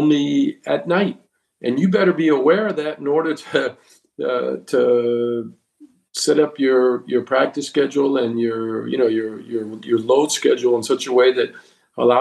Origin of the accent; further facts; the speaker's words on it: United States; first language English; moved away as an adult; also born or lived in Europe; I'm American born, but I spent most of my time in Europe. When I came back after, 36 years to the United States, it was a whole different world for me. You know, it was my native tongue, and these were people that I had grown up